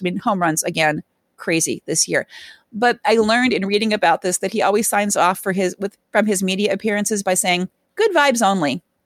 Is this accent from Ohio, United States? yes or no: yes; Ohio, United States; also born or lived in San Diego; I'm from, I'm from Ohio